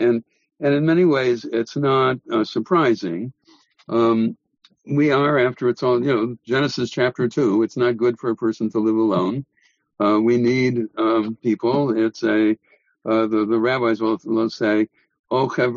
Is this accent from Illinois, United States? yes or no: no; Milwaukee, Wisconsin, United States; my hometown rabbi in Milwaukee